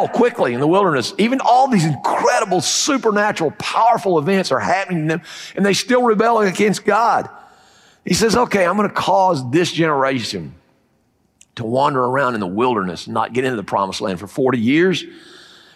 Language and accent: English; Fayetteville, United States; I'm from Fayetteville